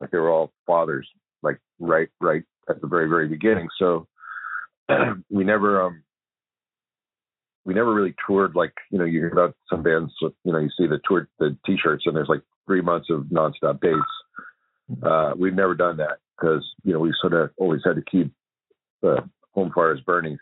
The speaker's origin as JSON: {"language": "English", "town": "Philadelphia", "region": "Pennsylvania", "country": "United States", "tie": "born or raised there", "also_born_or_lived": "Los Angeles", "moved": "yes", "said": "I grew up in Philadelphia"}